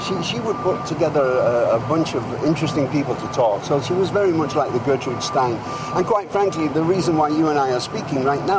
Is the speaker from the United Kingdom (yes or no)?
yes; the north of England, United Kingdom; moved away as an adult; also born or lived in Hawaii / Laurel Canyon; now in New York, United States; being an Englishman from the north of England